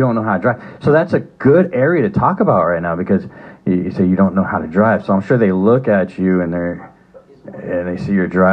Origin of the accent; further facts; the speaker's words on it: Bay Area, California, United States; I'm from the Bay Area